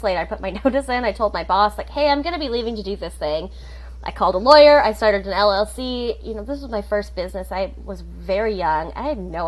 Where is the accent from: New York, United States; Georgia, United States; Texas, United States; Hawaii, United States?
Hawaii, United States; moved away as an adult; also born or lived in New Zealand; I grew up in Hawaii